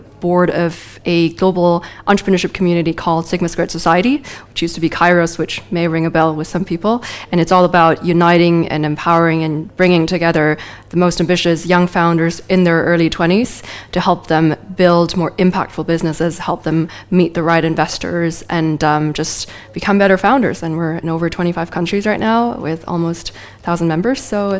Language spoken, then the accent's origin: English; Germany; I was born and raised in Germany with family that originally is coming from China.